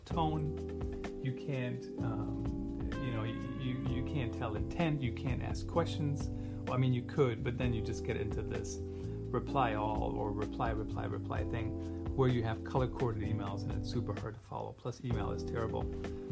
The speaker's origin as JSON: {"language": "English", "country": "Germany", "tie": "born or raised there", "second_language": "English", "moved": "yes", "said": "Did you guys know I grew up in Germany?"}